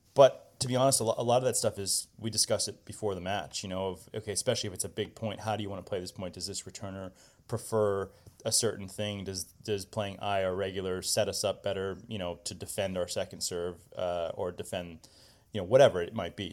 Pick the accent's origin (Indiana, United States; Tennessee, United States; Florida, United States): Indiana, United States; Indianapolis; growing up in Indianapolis, we, you know, played a lot of junior tennis indoors